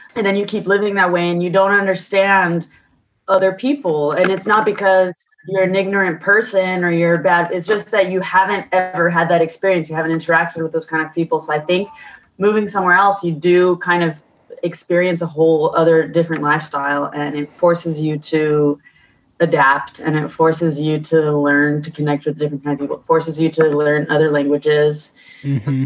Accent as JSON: {"language": "English", "region": "California", "country": "United States", "tie": "born or raised there", "also_born_or_lived": "Paris, France / London, United Kingdom", "moved": "as an adult", "lives_now": "Barcelona, Spain", "said": "So I grew up in California, but I'm half French and half Colombian"}